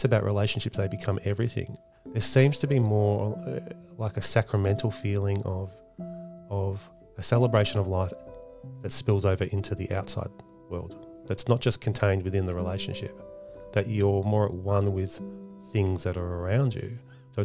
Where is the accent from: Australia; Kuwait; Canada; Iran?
Australia; as an Australian living here